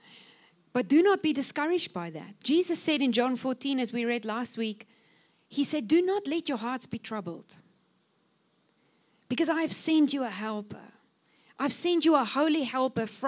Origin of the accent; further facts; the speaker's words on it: Cape Winelands, Western Cape, South Africa; I'm coming from the Cape Winelands